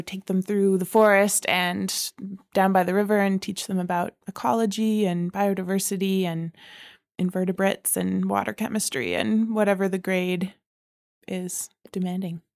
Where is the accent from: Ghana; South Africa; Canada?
Canada; Calgary, Alberta; I was born here in Calgary, here on Treaty Seven land